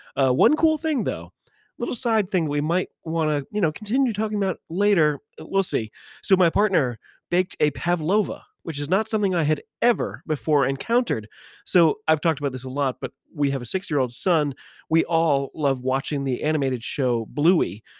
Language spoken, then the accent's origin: English; United States; I'm an American rugby fan